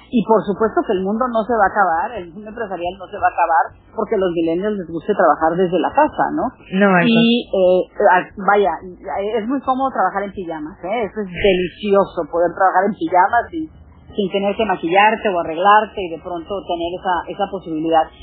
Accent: Monterrey, Nuevo León, Mexico; moved away; Monterrey, que es la ciudad donde yo nací, la ciudad donde vive mi hermana.

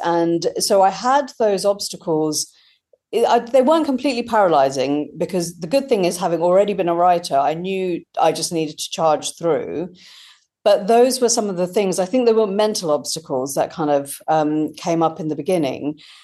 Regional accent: India; now in United Kingdom; growing up in India and kind of feeling across two cultures

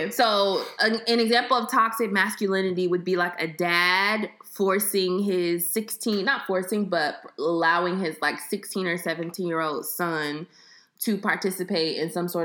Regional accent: Texas, United States; moved away; I'm from Texas.

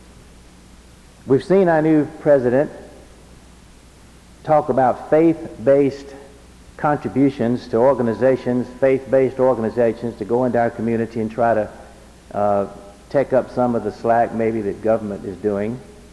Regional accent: Alabama, United States; the little crossroads cotton community I grew up in Alabama

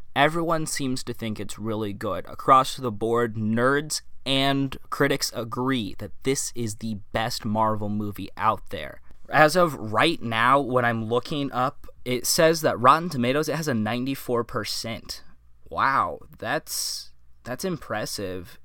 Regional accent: Midwest, United States; moved away as an adult; now in West Coast, United States; I grew up in the Midwest, and that's where I'm from. I lived there for the first eighteen years of my life

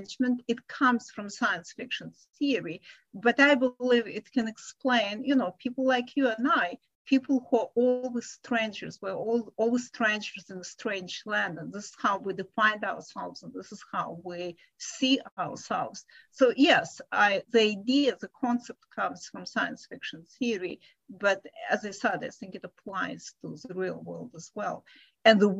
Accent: Ukraine; also born or lived in Israel / London / Hong Kong / Italy; now in California, United States; I was born in the USSR. So I was born in a fictional country because the country no longer exists

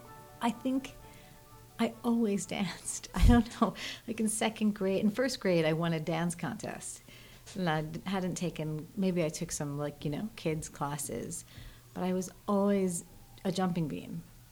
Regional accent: New Jersey, United States; I grew up in Jersey.

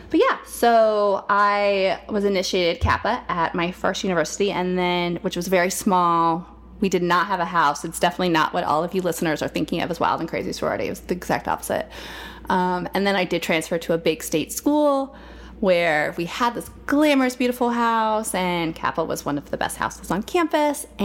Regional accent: Nebraska, United States; I grew up in Nebraska actually, which is so random, but makes the Kansas connection.

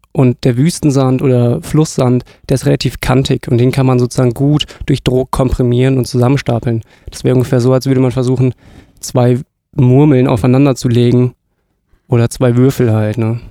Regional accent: southern Hesse, Germany; moved away as an adult; also born or lived in northern Germany; ich komme leider nicht hier aus der Gegend, sondern aus Südhessen, aber jetzt bin ich halt hier im Norden gelandet.

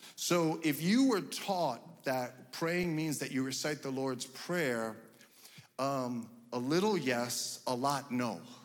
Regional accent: United States; my parents came from Cuba, they didn't speak English, but I was born and raised here, so guess what? I speak English

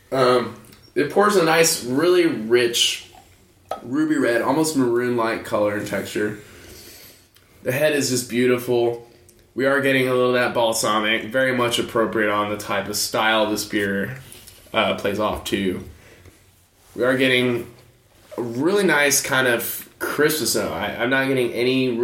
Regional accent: United States

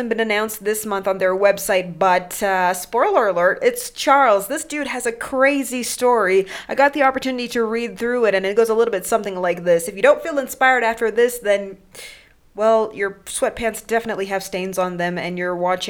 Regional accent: Mombasa, Mombasa County, Kenya; I grew up in Mombasa

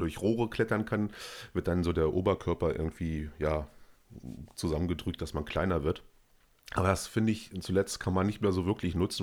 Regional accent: Germany; als Deutscher

